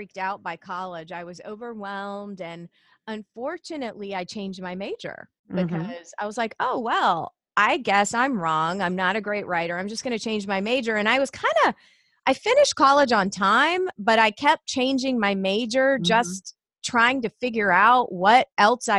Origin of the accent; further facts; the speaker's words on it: Savannah, Georgia, United States; now in Indiana, United States; I grew up in Savannah, Georgia. I live in the Midwest now. I live in Indiana and have been here about 20 years.